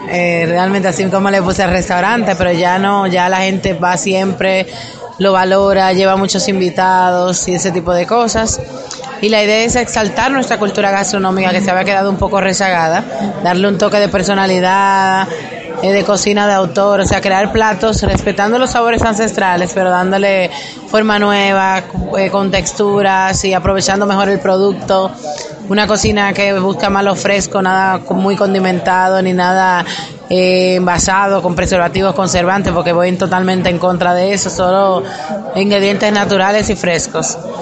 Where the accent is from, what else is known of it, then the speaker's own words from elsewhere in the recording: Dominican Republic; nosotros los dominicanos